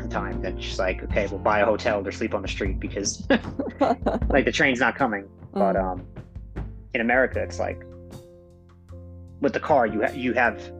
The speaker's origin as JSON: {"language": "English", "area": "Long Island", "region": "New York", "country": "United States", "tie": "born or raised there", "moved": "as an adult", "lives_now": "Japan", "said": "the place I live is I'm from I'm from Long Island, so it's like hmm. you have you know strip malls and you have houses, and that's basically it."}